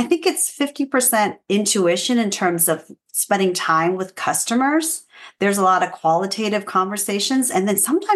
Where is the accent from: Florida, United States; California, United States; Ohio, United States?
California, United States; Fresno; moved away as an adult; also born or lived in Los Angeles; I moved from Fresno